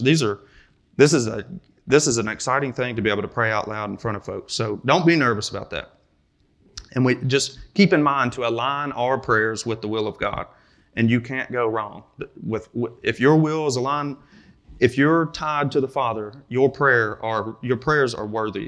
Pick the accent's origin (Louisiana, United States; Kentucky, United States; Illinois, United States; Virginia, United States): Kentucky, United States; I'm from Kentucky, so I say ramble